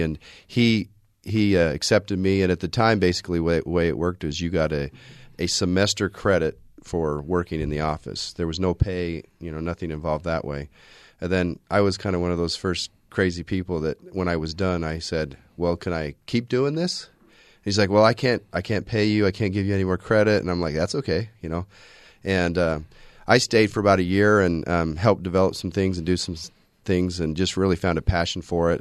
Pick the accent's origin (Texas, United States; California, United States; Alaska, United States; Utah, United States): Utah, United States; Orem; also born or lived in Provo, Utah; I grew up in this area. I'm an Orem tiger.